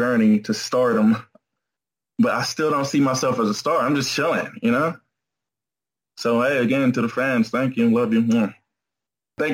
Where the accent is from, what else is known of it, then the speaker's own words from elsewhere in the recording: Atlanta, Georgia, United States; Atlanta, Georgia.